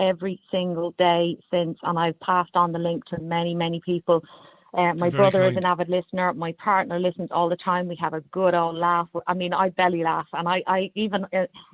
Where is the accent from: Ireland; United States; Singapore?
Ireland; now in London, United Kingdom; as an Irish person